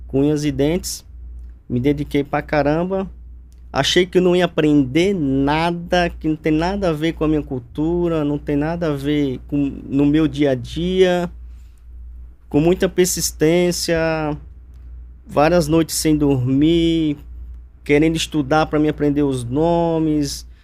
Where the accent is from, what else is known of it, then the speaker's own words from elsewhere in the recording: Alagoas, Brazil; moved away as an adult; also born or lived in Arapiraca / Campo Grande, Alagoas / Girau do Ponciano / Traipu; now in São Paulo, Brazil; Sou natural de Alagoas